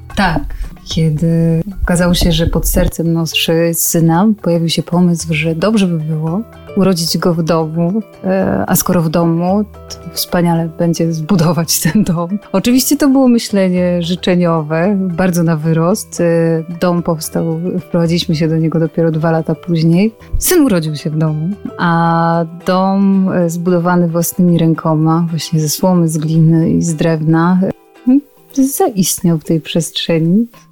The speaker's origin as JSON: {"language": "Polish", "town": "Wisła", "region": "Silesian Voivodeship", "country": "Poland", "tie": "born or raised there", "moved": "yes", "said": "Wychowywałam się w Wiśle"}